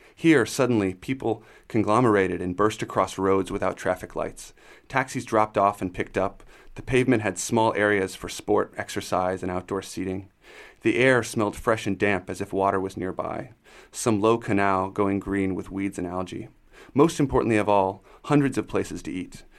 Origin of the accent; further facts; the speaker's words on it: United States; now in China; I'm American